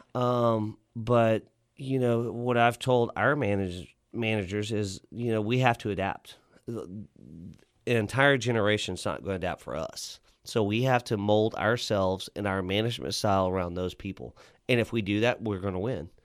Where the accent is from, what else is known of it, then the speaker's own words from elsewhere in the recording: Lockhart, Texas, United States; also born or lived in New Braunfels, Texas / Denton, Texas; now in Fort Worth, United States; I grew up in Lockhart's, so we had barbecue joints